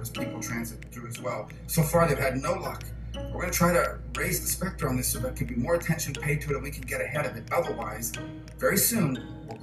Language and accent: English; United States; as an American